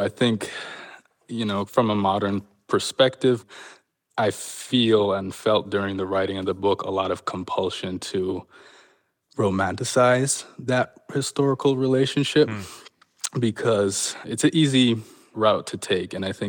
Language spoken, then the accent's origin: English; Canada; It was certainly, you know, one of the narratives that I was brought up on as a kind of defining moment in Canada's history.